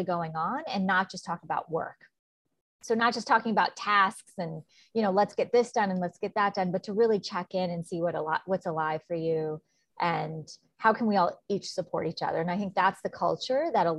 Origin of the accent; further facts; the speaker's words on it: New York, United States; I'm from New York. So I did a lot of traveling back and forth.